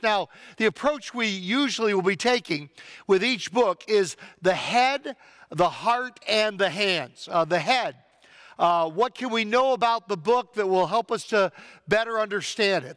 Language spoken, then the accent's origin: English; United States; As American Christians